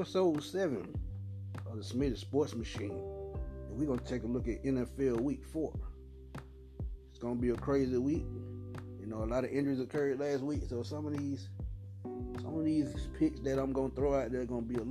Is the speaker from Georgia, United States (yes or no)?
yes; Atlanta, Georgia, United States; my hometown. I'm from the ATL